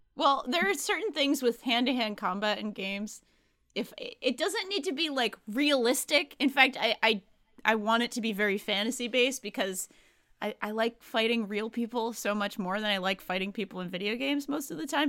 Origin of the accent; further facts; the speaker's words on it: Rhode Island, United States; I grew up in Rhode Island. It's a pretty blue state